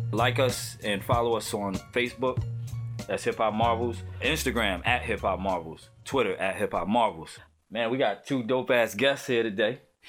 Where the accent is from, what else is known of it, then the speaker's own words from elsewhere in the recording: New Jersey, United States; also born or lived in Brooklyn, New York / Atlanta; now in North Carolina, United States; Yeah, I'm from Jersey, but you know what I'm saying? I spent time in Brooklyn.